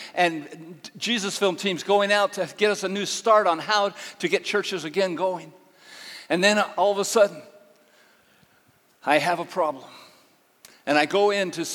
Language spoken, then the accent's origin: English; Northern California, United States; moved away as an adult; now in Uganda; I grew up in Northern California on a dairy farm